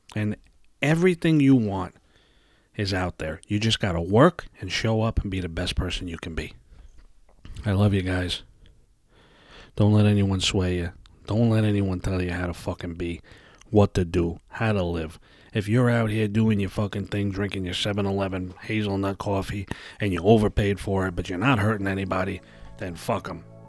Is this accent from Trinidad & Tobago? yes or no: no; New York City, New York, United States; I was, uh, raised in Brooklyn, New York